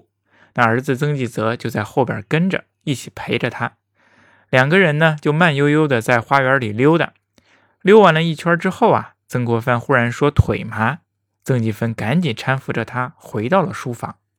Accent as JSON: {"language": "Chinese", "country": "China", "said": "过去呀，我们中国人对死有不同的叫法。"}